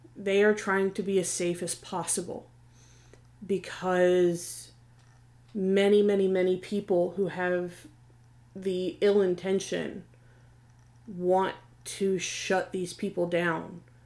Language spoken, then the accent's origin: English; Virginia Beach, Virginia, United States; I'm from the Virginia Beach and Tidewater area. So as a child, I knew and was familiar with PETA.